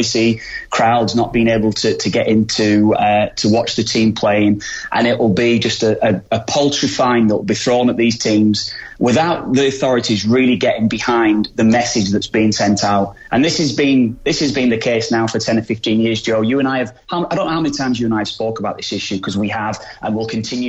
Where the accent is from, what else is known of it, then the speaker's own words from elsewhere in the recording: England, United Kingdom; I grew up in England.